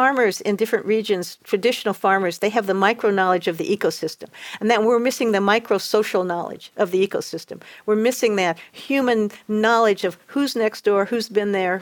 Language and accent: English; Indianapolis, Indiana, United States; moved away; also born or lived in Western Kentucky / Costa Rica; I grew up in Indianapolis, which is considered the north in Kentucky